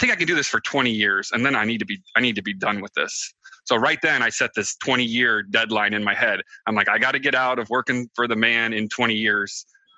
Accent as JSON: {"language": "English", "region": "Michigan", "country": "United States", "said": "I'm from Southwest Michigan. I know Mindy's been there. It's a pretty awesome place right by the Lake Michigan, you know."}